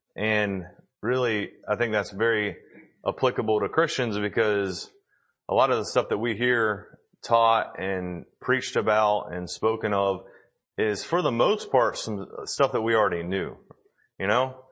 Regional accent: Tennessee, United States; we're from Tennessee

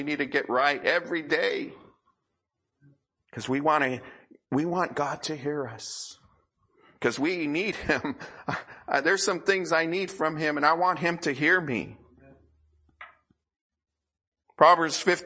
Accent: United States; here in America

